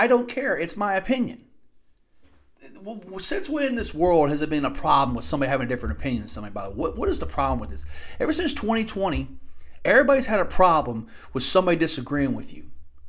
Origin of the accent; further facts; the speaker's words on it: Louisville, Kentucky, United States; now in Indiana, United States; growing up in Louisville